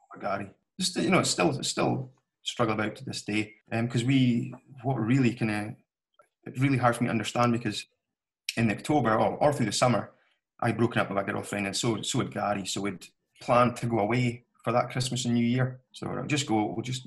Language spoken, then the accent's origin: English; Grantown-on-Spey, Scotland, United Kingdom; we grew up together in Grant and our mothers were best pals from a young age.